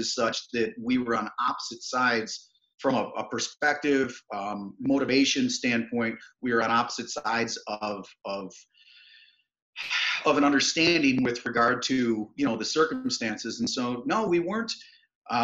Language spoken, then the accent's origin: English; East Aurora, New York, United States; also born or lived in Colden, New York; Western New York, south of the Buffalo area. Townships of East Aurora and Colden, some nice communities.